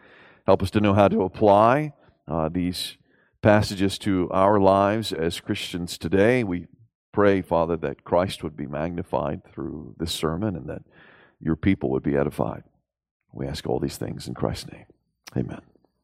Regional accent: the South, United States; And so as a Southerner growing up in Southern schools, you learned how great the Southern generals were

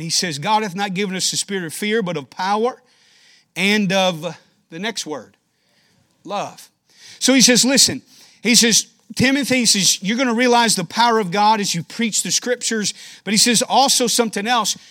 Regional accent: Danville, Kentucky, United States; moved away as an adult; now in Rochester, United States; I'm a Kentucky boy, born and raised in Danville, Kentucky, small town

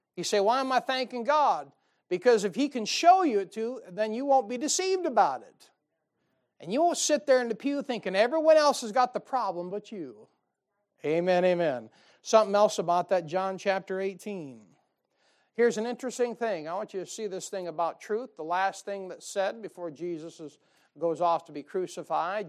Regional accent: United States; I'm an American

